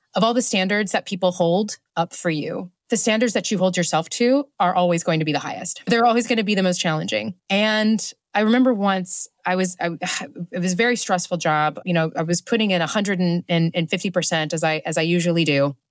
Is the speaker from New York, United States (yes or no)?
no; Oklahoma, United States; moved away as an adult; now in London, United Kingdom; out in the country, in Oklahoma, is a predominantly white community